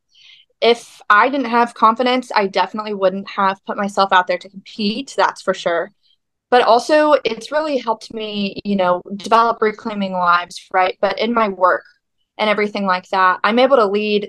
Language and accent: English; Weatherford, Texas, United States; I am from Weatherford, Texas.